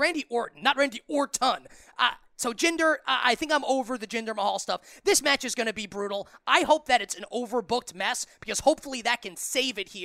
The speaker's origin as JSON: {"language": "English", "region": "New York", "country": "United States", "said": "as an American, as a New Yorker"}